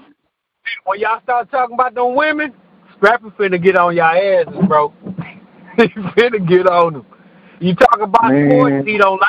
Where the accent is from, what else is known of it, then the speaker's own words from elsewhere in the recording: United States; I'm an American. I was born in America. I ain't come from Africa. I don't have no people that came from Africa. Like my ancestors, they come from France.